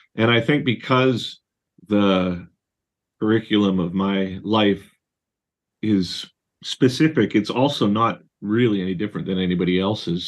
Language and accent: English; Surrey, British Columbia, Canada; I was raised in Surrey in British Columbia